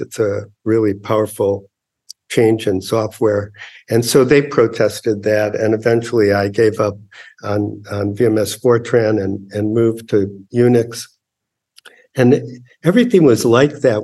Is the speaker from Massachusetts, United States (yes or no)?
no; Chicago, Illinois, United States; I grew up in Chicago in public schools